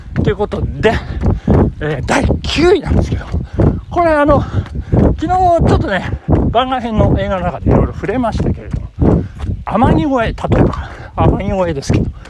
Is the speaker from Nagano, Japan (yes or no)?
yes; Nagano, Japan; 長野で育った私